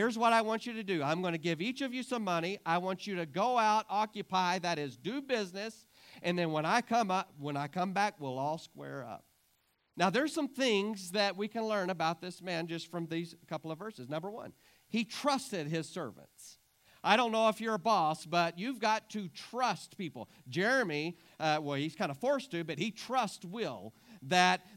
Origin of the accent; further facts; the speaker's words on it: Clarendon, United States; I was raised in Clarendon.